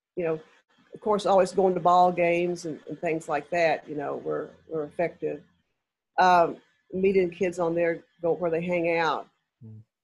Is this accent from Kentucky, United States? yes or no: yes; Lexington, Kentucky, United States; moved away; I'm from Lexington originally.